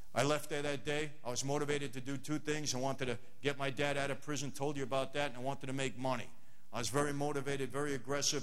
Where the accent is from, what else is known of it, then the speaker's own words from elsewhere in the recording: New York City, New York, United States; moved away as an adult; now in Los Angeles, United States; I'm not from LA, I'm from Brooklyn